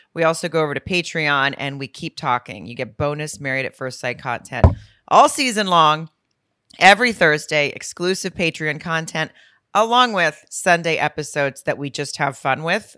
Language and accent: English; near Lowell, Arkansas, United States; moved away; Lowell, Arkansas, which is right outside my hometown